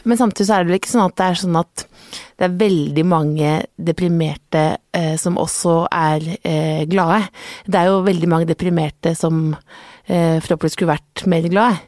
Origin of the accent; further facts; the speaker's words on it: Jessheim, Akershus, Norway; moved away; Jeg kommer fra Jessheim, veldig hyggelig sted.